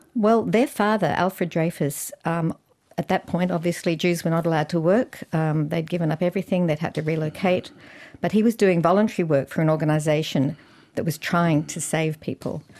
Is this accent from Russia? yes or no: no; Australia; I'm Australian, I'm Jewish with a German history